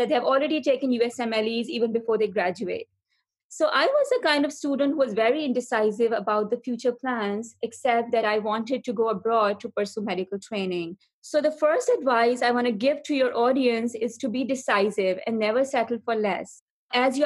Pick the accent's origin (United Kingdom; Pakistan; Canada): Pakistan; Karachi, Sindh; moved away as an adult; also born or lived in Arkansas, United States / Houston, United States; now in United Arab Emirates; I'm originally from Pakistan, where I did my medical school from Dal University of Health Sciences in Karachi, which is also my hometown